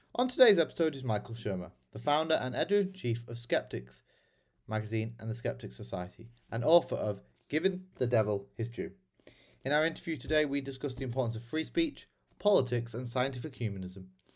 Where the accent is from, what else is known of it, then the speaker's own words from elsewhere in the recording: United Kingdom; I'm a British conservative